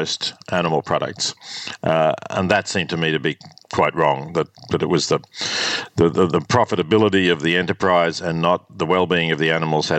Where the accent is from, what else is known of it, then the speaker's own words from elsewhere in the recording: Australia; also born or lived in Melbourne / Oxford; growing up in Australia in the 50s